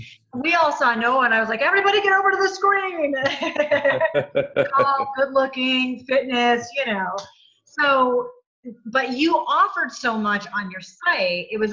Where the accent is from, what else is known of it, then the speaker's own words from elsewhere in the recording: New England, United States; I'm from New England also, and you and I don't have much of an accent.